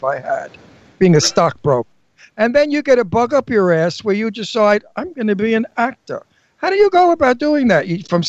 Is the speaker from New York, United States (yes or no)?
yes; New York City, New York, United States; I'm from Brooklyn, and I'm tough.